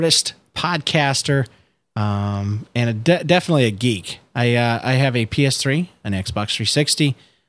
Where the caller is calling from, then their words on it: St. Petersburg, Florida, United States; I'm recording from St. Petersburg, Florida.